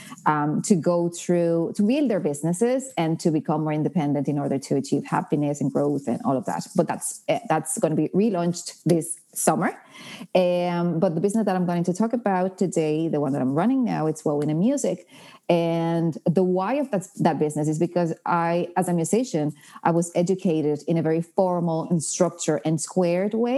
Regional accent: Dominican Republic; English is a second language; moved away as an adult; also born or lived in Barcelona, Spain / United Kingdom; now in Ireland; I am from the Dominican Republic, have been living in Ireland for the last 10 years

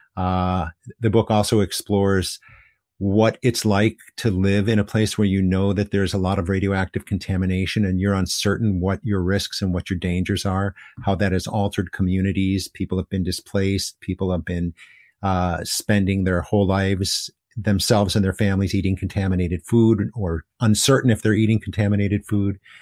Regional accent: United States; now in Hiroshima, Japan; as an American in Japan

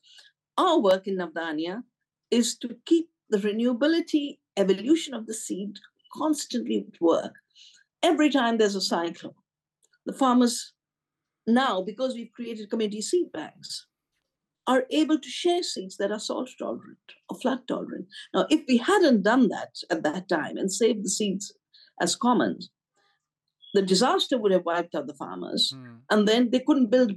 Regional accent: India; my hometown in Bali near our farm

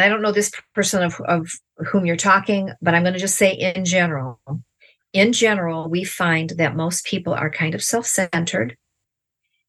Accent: Ohio, United States; We're from Ohio.

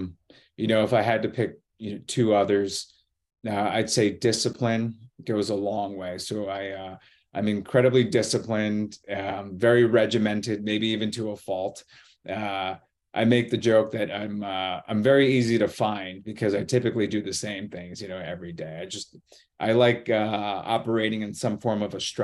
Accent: United States; moved away; also born or lived in Boston / New York City; I'm originally from the Connecticut, New York border

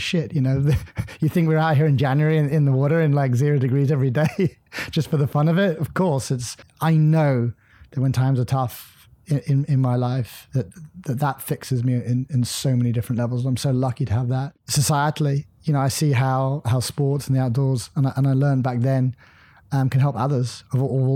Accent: southwest coast of Ireland, Munster, Ireland; I grew up in Ireland on the southwest coast

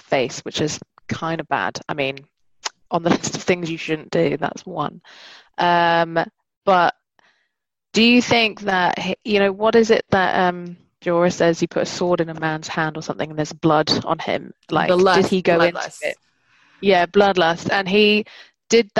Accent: London, United Kingdom; moved away; I'm from London

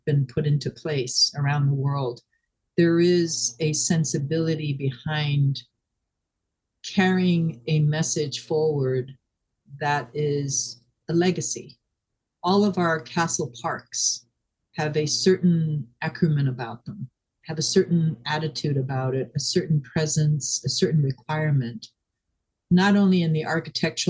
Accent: Hong Kong; moved away; I am Shanghainese, but I was born in Hong Kong and raised

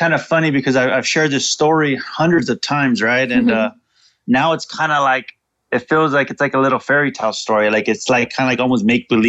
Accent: Fresno, California, United States; I grew up in Fresno, California, and that's in Central Valley. It's between San Francisco and LA, population of about 500,000 people.

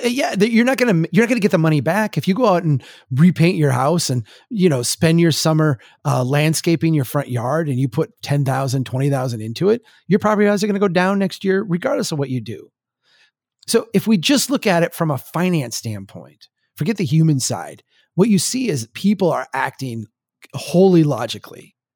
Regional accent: Brainerd, Minnesota, United States; born or raised there

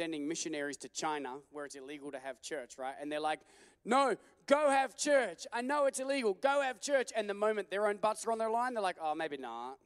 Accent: Australia; now in United States; I'm from Australia

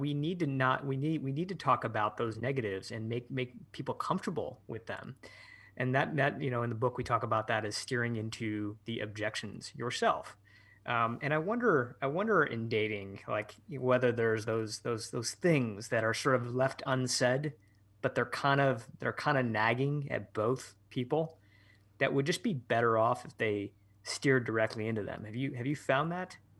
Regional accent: Michigan, United States; moved away as an adult; also born or lived in San Francisco; I started to spend more time in my hometown in Michigan, where I, where I am now

